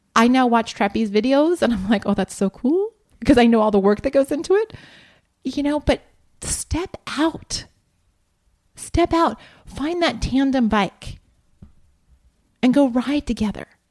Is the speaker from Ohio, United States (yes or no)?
yes; Columbus, Ohio, United States; I grew up in Columbus, Ohio